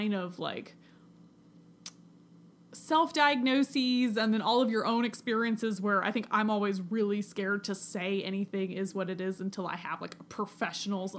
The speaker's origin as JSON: {"language": "English", "country": "United States", "also_born_or_lived": "Scotland", "said": "as an American not living in America"}